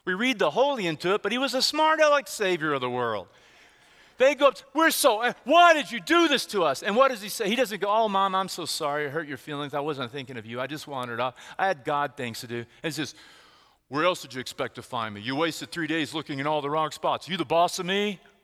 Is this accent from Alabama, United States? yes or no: no; Texas, United States; where I grew up, where I grew up in Texas